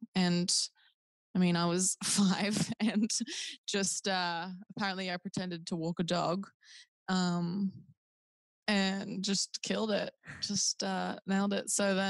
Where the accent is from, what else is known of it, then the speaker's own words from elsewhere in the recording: Newcastle, New South Wales, Australia; we're from Newcastle and we live like close to the beach. It's like a very beachy place.